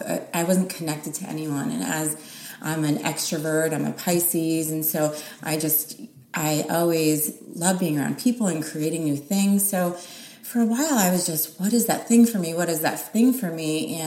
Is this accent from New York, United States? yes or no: no; New Jersey, United States; now in Los Angeles, United States; I'm from New Jersey.